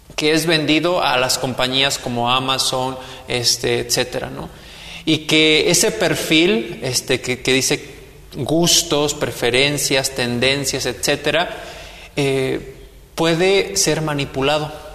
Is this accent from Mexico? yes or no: yes; Mexico; como mexicanos